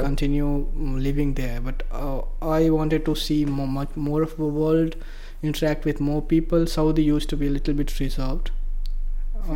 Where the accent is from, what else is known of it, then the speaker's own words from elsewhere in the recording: Bihar, India; moved away as an adult; also born or lived in Mumbai; I come actually from a very rural part of India. It's uh, a state called Bihar